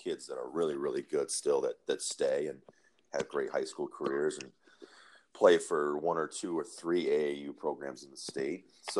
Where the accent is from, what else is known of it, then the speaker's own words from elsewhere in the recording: Michigan, United States; I'm from Michigan